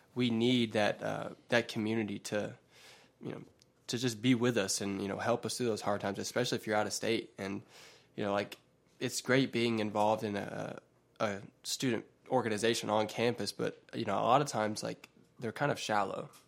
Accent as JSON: {"language": "English", "region": "West Georgia", "country": "United States", "said": "I'm from the West Georgia area, uh, and have lived here for a while now, most of my life"}